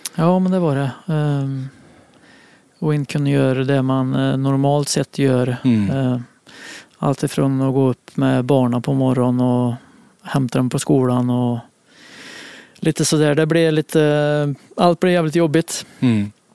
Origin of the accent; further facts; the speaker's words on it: Munkfors, Värmland, Sweden; moved away; Jag spelade forward för det mesta hemma i Munkfors